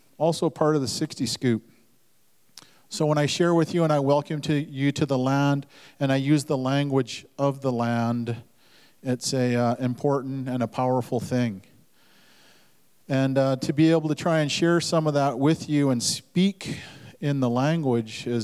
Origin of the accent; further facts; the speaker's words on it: Duncan, British Columbia, Canada; also born or lived in Lil'wat (Mount Currie); I was born on Vancouver Island in the Duncan Hospital